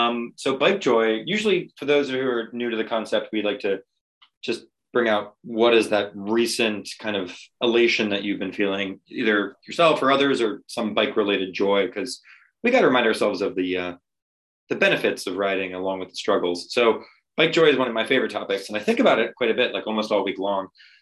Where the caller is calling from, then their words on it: Boston, Massachusetts, United States; I'm zooming in from Boston. It's January, it's cold, it's icy